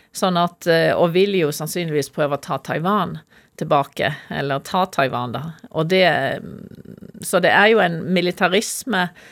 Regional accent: Norway; jeg er norsk

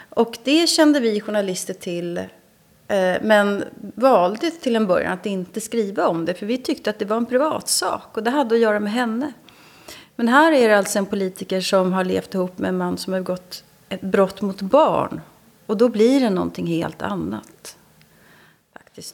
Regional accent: Sweden; Jag som svensk

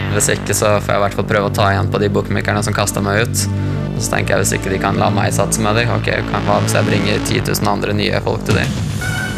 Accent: Larvik, Vestfold, Norway; moved away as an adult; also born or lived in Thailand; now in London, United Kingdom; kjøpte leilighet i hjembyen min Larvik

